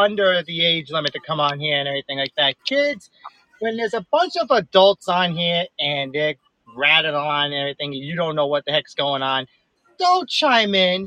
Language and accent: English; Rhode Island, United States; accent: New York, Boston; I'm from Rhode Island.